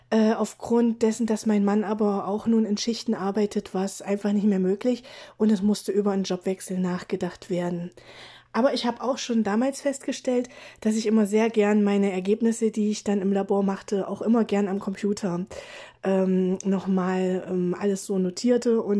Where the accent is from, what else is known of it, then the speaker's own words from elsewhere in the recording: Gräfenhainichen, Saxony-Anhalt, Germany; komme aus Sachsen-Anhalt, ähm, aus Gräfenhainichen. Das ist quasi in der Nähe von Lutherstadt-Wittenberg.